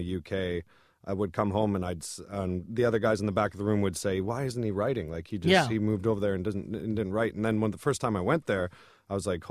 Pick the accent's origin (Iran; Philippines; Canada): Canada; accent: Canadian; my Canadian accent